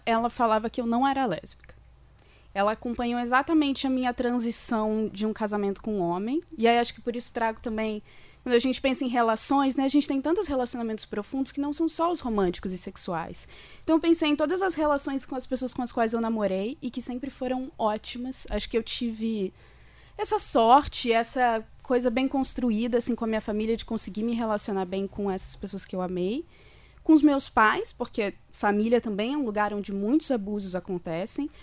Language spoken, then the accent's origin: Portuguese; Corupá, Santa Catarina, Brazil; eu sou natural de Corupá, em Santa Catarina